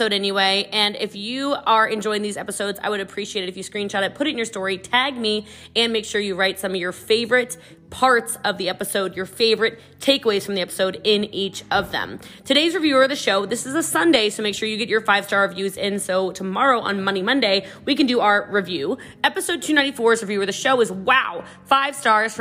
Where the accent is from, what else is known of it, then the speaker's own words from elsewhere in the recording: Middletown, Maryland, United States; moved away; also born or lived in Gaithersburg, Maryland; I did grow up in Middletown, Maryland